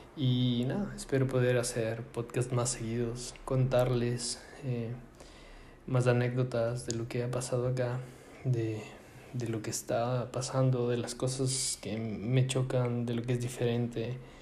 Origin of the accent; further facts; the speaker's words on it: Ecuador; moved away; nosotros que venimos de Ecuador, países latinos que necesitamos visa para casi todo lado